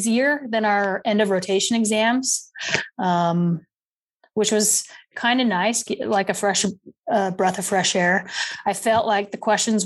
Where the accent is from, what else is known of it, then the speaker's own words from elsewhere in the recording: Utah, United States; moved away as an adult; also born or lived in Georgia; now in Decatur, United States; I'm originally from Utah, born and raised in Utah. Moved to Georgia to go to PA school